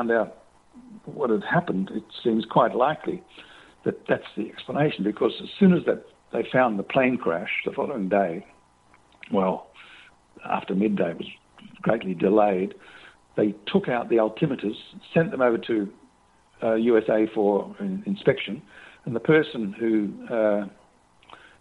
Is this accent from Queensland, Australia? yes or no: yes; Brisbane, Queensland, Australia; That's my hometown.